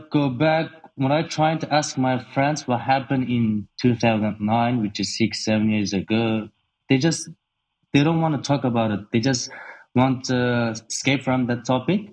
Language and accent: English; Urumqi, Xinjiang, China; moved away as an adult; now in Australia; I was born in Urumqi, which is capital city of Xinjiang. I was raised and born there and until 18 years old. So I came to Australia in 2009 when I was 18.